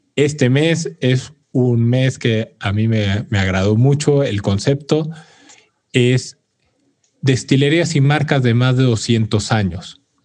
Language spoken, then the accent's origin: Spanish; Mexico; como orgullo mexicano